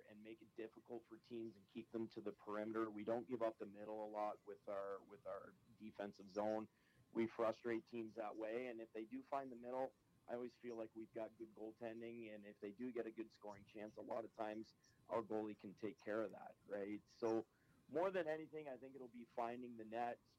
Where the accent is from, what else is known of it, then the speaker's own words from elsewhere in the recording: Ottawa, Ontario, Canada; accent: Canadian; moved away; I'm originally from Ottawa, Ontario, Canada